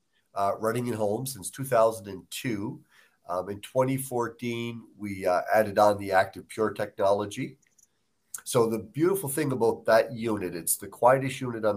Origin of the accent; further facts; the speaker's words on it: Nova Scotia, Canada; moved away; I'm from Nova Scotia, so I mean, we cook a lot of fish and, lobsters, different things